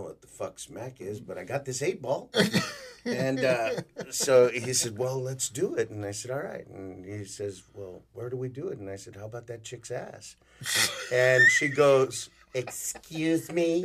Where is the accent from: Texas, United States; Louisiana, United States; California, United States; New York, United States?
Texas, United States; the Valley; also born or lived in Chicago; I'm from the Valley